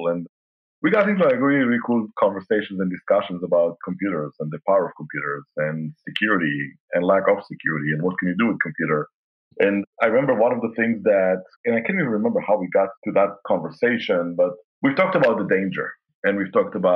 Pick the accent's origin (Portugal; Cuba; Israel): Israel; now in Kansas City, United States; my dad used to work for the Israeli aircraft industry.